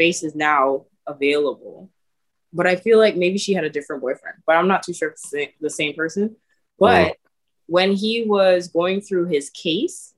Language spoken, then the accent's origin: English; Canada; also born or lived in Toronto; we're Canadian out here